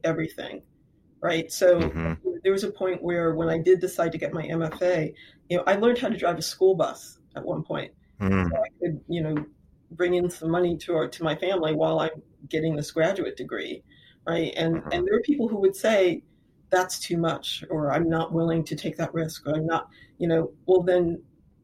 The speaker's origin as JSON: {"language": "English", "town": "Lorain", "region": "Ohio", "country": "United States", "tie": "born or raised there", "said": "I grew up in Lorain, Ohio"}